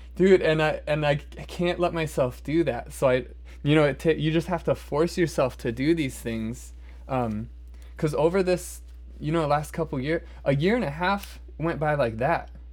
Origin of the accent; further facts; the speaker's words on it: Omaha, Nebraska, United States; I'm from Omaha